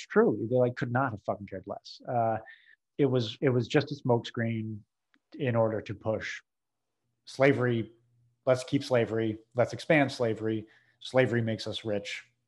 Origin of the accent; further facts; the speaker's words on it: New England, United States; now in New Orleans, United States; I'm from New England.